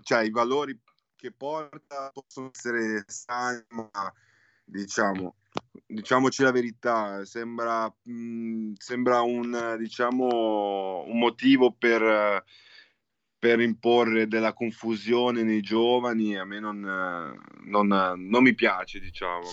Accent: Genoa, Liguria, Italy; Di Genova, di Genova

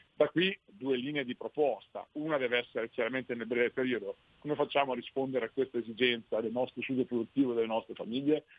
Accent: Sassuolo, Emilia-Romagna, Italy; io sono di Sassuolo proprio, quindi conosco molto bene la realtà del distretto ceramico

